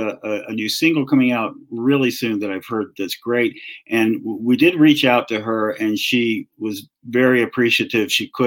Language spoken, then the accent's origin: English; the South, United States; accent: Southern; I started hearing my Southern accent come back in.